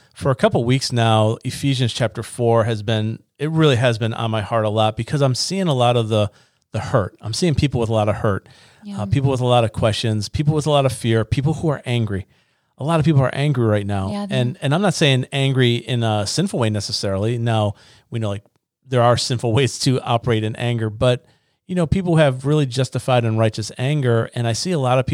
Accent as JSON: {"language": "English", "town": "Niagara Falls", "region": "New York", "country": "United States", "moved": "yes", "said": "I'm from Niagara Falls"}